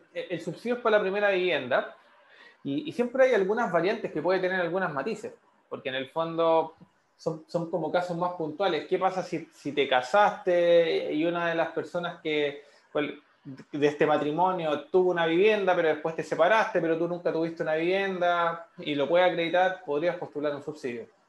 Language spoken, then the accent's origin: Spanish; San Miguel, Santiago Metropolitan Region, Chile; yo soy oriundo de San Miguel